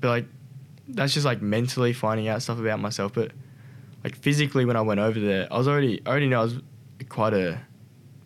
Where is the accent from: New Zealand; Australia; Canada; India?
Australia; I came from Australia